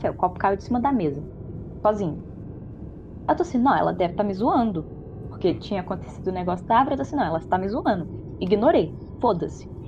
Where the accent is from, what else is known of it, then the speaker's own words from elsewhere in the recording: Minas Gerais, Brazil; also born or lived in Florestal; eu sou de Minas e eu tava morando, né, em 2017, fui pra faculdade fui para essa cidade que é uns 45 quilômetros da onde eu tô atualmente, que é Florestal.